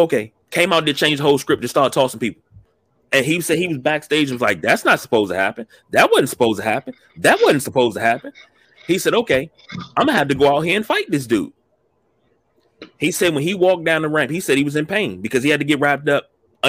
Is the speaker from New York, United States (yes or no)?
no; Baltimore, Maryland, United States; I'm from Baltimore. I'm from the city. I'm from Baltimore City. Fuck Baltimore County.